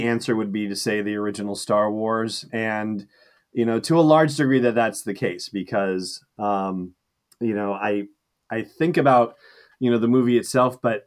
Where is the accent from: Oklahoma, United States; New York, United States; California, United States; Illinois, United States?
California, United States; Los Angeles; I grew up in Los Angeles, you know, very deserty